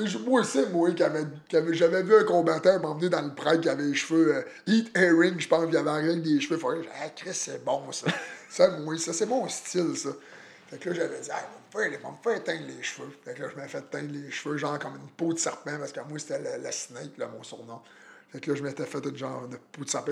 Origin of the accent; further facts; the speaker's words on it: Plessisville, Quebec, Canada; also born or lived in Victoriaville; je suis natif de Plessisville